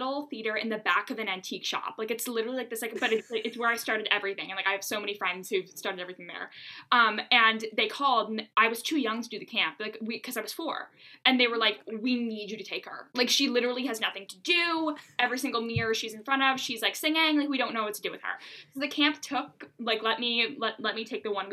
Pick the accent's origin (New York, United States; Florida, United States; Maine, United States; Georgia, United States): Maine, United States; Bangor; I was born and raised in Bangor, Maine.